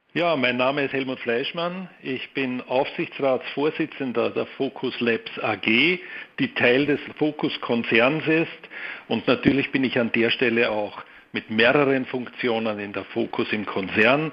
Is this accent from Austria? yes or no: yes; Austria; also born or lived in Vienna; Ich bin Österreicher mit Wohnsitz in Wien